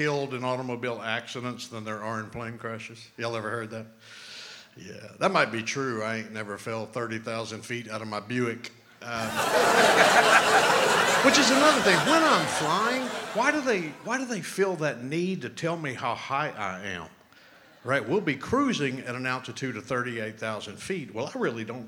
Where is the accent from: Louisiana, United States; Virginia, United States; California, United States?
Louisiana, United States; New Orleans; now in Utah, United States; I am originally from New Orleans, Louisiana. However, I now live in Utah